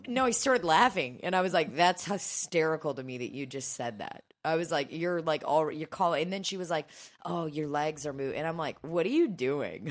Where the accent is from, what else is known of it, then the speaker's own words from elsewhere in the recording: Belarus; now in United States; I was born in Belarus